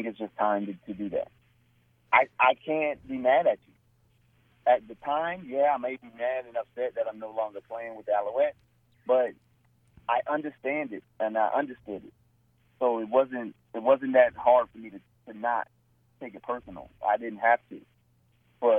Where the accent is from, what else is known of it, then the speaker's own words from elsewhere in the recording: New Jersey, United States; at a young age, growing up in New Jersey